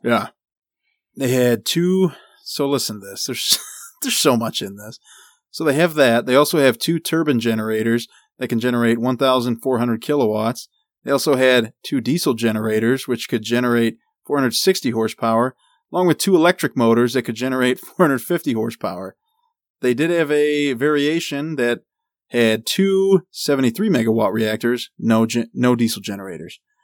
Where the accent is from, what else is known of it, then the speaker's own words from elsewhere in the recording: United States; I am American